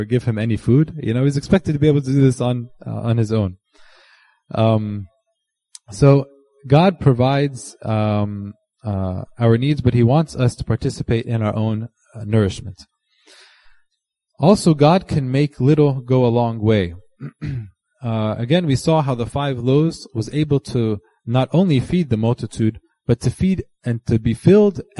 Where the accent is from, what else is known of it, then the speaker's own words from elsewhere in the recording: United States; we're all from America